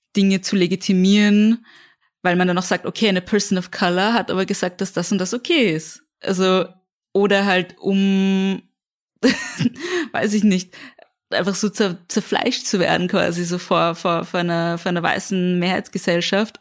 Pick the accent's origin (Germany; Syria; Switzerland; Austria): Austria; Vienna; ich komme aus dem 17. Bezirk